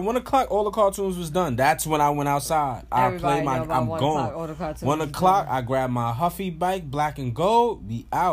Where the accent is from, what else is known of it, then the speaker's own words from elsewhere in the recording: New York City, New York, United States; also born or lived in Staten Island, New York; I'm from Brooklyn